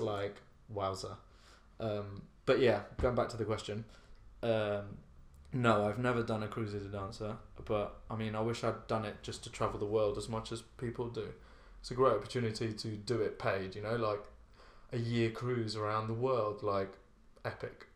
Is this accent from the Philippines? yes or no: no; Ibiza, Balearic Islands, Spain; moved away as an adult; also born or lived in Slough; now in London, United Kingdom; I grew up in Ibiza, and I danced from when I was eight